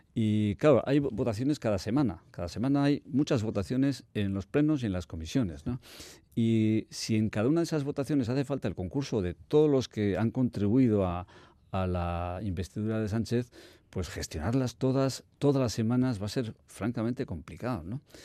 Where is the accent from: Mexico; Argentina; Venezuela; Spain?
Spain; Bermeo, Basque Country; yo soy de Bermeo